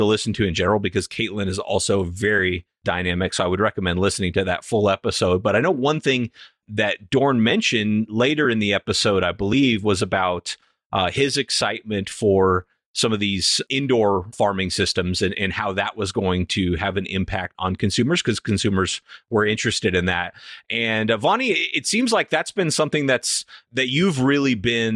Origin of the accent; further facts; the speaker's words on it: California, United States; I grew up in California